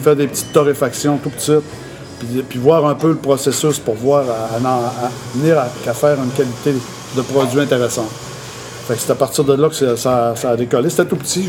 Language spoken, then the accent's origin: French; Manic-5, Quebec, Canada; suis sur la Côte-Nord. Je suis né à Manic 5, au pied du barrage de Manic 5.